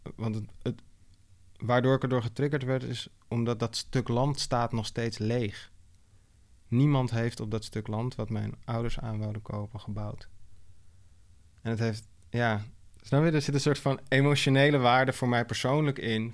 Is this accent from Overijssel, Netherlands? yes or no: no; Amsterdam, North Holland, Netherlands; de buurt waar ik ben opgegroeid, Oosterparkbuurt.